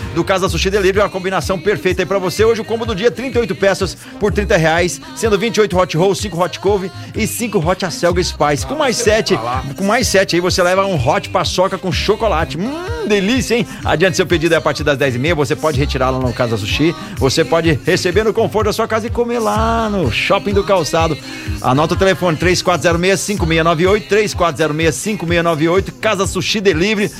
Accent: Pelotas, Rio Grande do Sul, Brazil; moved away; also born or lived in Campinas; Nasci que... em Pelotas, depois mudei para Campinas.

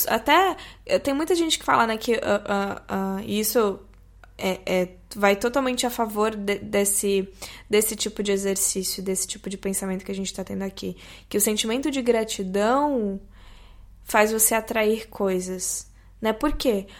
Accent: Brazil; como brasileiros

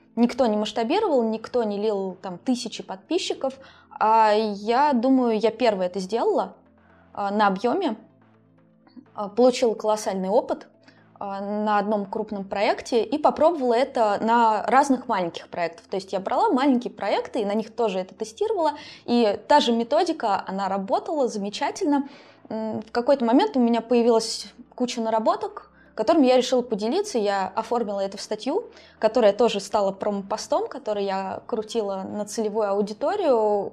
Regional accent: a small town in Tver Oblast, Russia; also born or lived in Moscow; now in Saint Petersburg, Russia; я из маленького города в Тверскую область

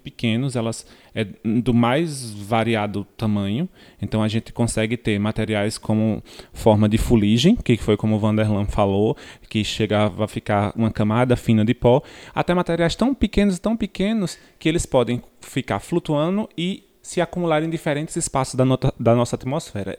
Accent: Rio Grande do Norte, Brazil; venho diretamente das terras potiguaras do Rio Grande do Norte

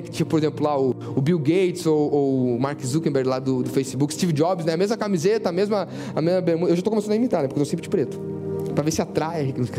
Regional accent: Pelotas, Rio Grande do Sul, Brazil; born or raised there; moved away as an adult; now in Sydney, Australia

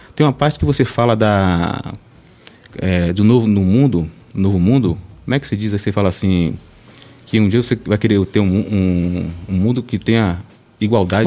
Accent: Salvador, Bahia, Brazil; moved away as an adult; now in Esplanada, Brazil; eu sou de Salvador, né? De Castelo Branco. E aí a gente, eu e minha esposa, de minha esposa, fomos morar em Esplanada

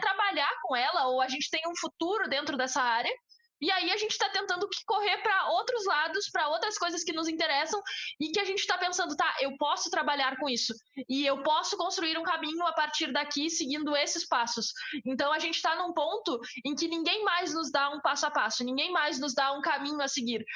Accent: Brazil; eu sou brasileira, eu sou da América Latina

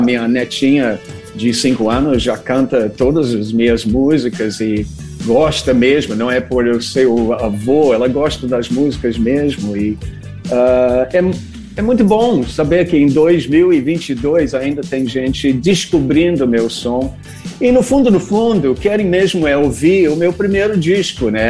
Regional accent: Rio de Janeiro, Brazil; Eu sou do Rio

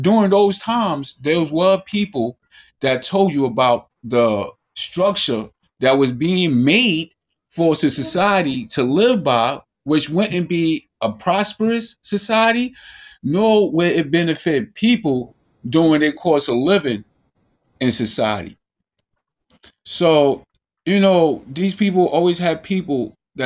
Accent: United States; as an American

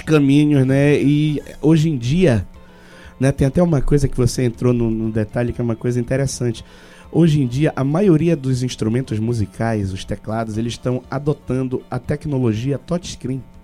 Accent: Pará, Brazil; eu sou paraense e amo essa nossa cultura

